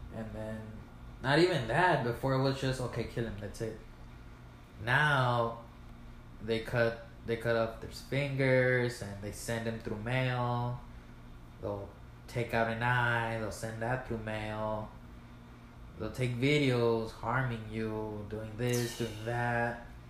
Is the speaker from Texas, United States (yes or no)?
yes; El Paso, Texas, United States; I was born in El Paso